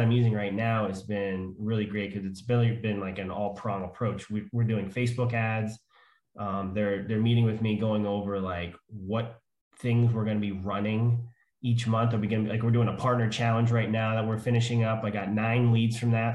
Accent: Pennsylvania, United States; I'm from Pennsylvania

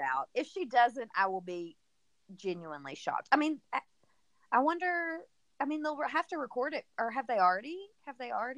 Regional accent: the South, United States; I'm obviously from the South.

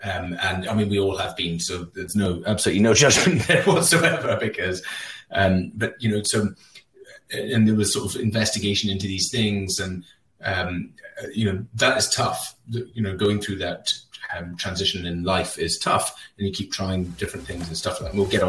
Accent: Isle of Mull, Scotland, United Kingdom; it was very different growing up on the Isle of Mull, because you sort of had the local clique, and we were sort of not really fitting into that.

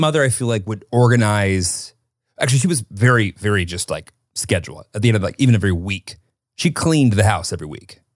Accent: Rockford, Illinois, United States; I grew up in Rockford, Illinois

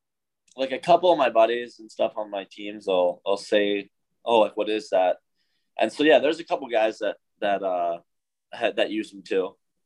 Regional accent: Madison, Wisconsin, United States; Yeah, really normal. I think there's a lot going on. Obviously, hockey was, you know, pretty big in Wisconsin

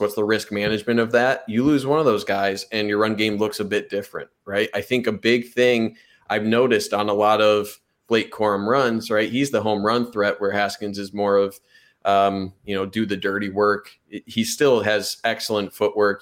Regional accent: Monroe, Michigan, United States; Monroe, Michigan, my hometown

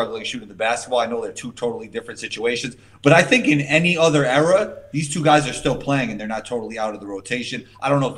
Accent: New York, United States; I'm from New York

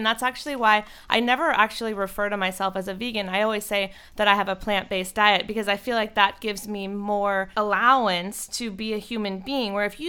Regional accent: North Carolina, United States; So I'm from North Carolina

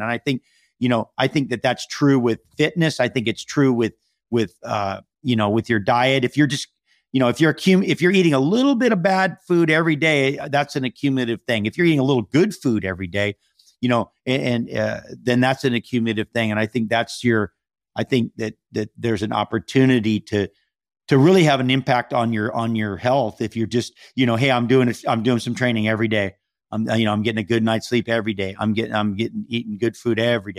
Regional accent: Hawaii, United States; now in Malibu, United States; I'm from Hawaii, and so we have a home there

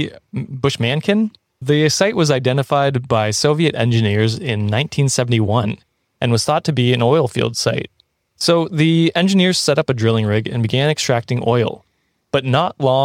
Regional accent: Canada

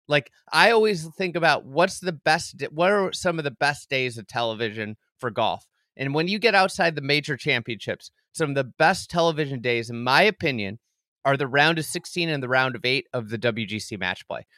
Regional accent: Midwest, United States; as a Midwesterner

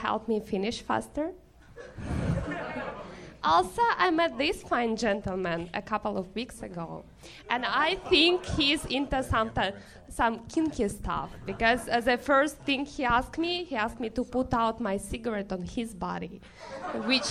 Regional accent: Siberia, Russia; English is a second language; moved away as an adult; also born or lived in New York; now in Los Angeles, United States; I'm from Siberia.

